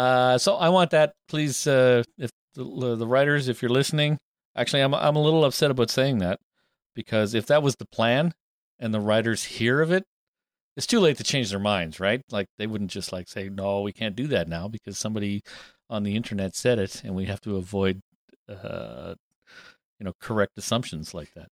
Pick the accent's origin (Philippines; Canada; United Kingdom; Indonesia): Canada; we're English speakers from Canada